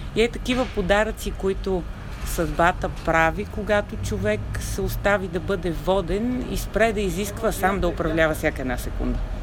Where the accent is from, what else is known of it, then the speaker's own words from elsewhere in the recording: Sofia, Sofia City, Bulgaria; also born or lived in Varna; родителите ми ни изпращаха мен и сестра ми от София във Варна при баба и дядо, откъдето сме родом.